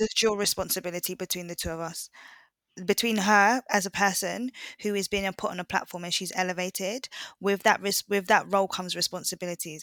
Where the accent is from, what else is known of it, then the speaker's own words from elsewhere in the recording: Jamaica; I'm Jamaican as well